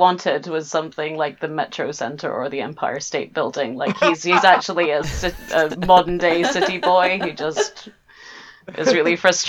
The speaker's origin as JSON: {"language": "English", "area": "Aberdeenshire", "region": "Scotland", "country": "United Kingdom", "said": "I'm from Aberdeenshire."}